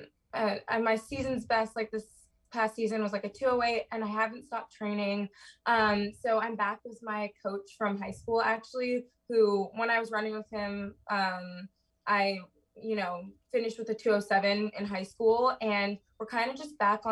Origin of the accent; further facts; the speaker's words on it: Toronto, Ontario, Canada; moved away as an adult; also born or lived in Winston-Salem, North Carolina; I'm from Toronto. I'm actually home right now.